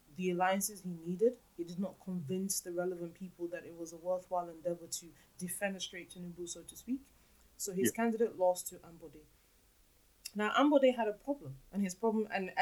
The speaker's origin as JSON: {"language": "English", "region": "Lagos", "country": "Nigeria", "said": "I am from Lagos. Lagos Island, to be specific."}